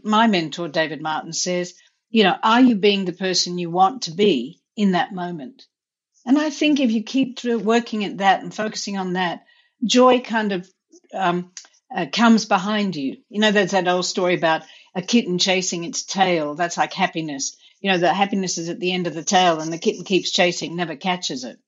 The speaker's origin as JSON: {"language": "English", "country": "India", "tie": "born or raised there", "also_born_or_lived": "Australia / Vermont", "moved": "yes", "lives_now": "United States", "said": "I grew up in India"}